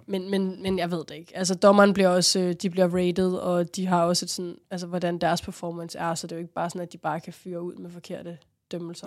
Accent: Rungsted, Capital Region of Denmark, Denmark; i Rungsted, hvor jeg voksede op

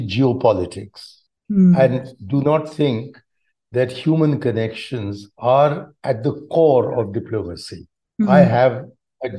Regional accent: India; I'm an Indian

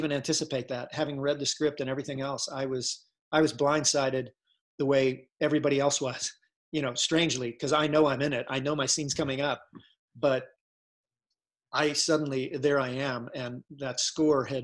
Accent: Ohio, United States; "No, oh, no, I'm, I'm from Ohio. Sorry, you know."

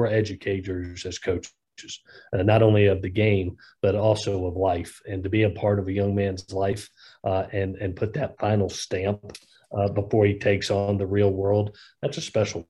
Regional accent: Southeast, United States; I grew up in the Southeast

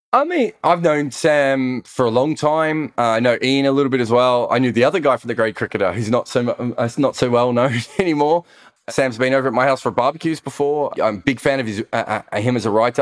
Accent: Australia; accent: Australian voice; moved away; we're Australian

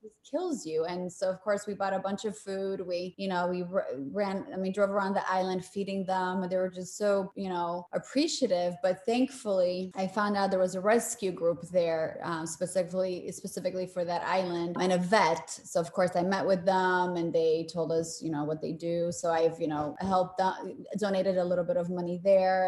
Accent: Poland; now in United States; I was born in Poland.

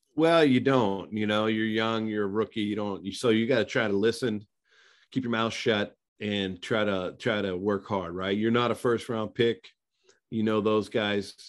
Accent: small town outside of Pittsburgh, Pennsylvania, United States; moved away as an adult; also born or lived in Tulsa, Oklahoma; I came from a small town outside of Pittsburgh, Pennsylvania

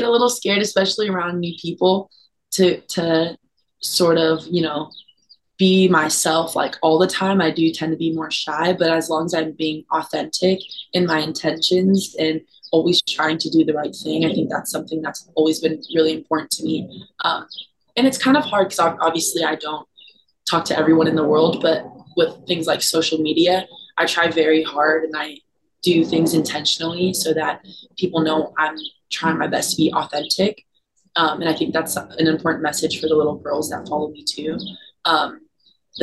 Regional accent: Oceanside, California, United States; coming out of Oceanside, my hometown

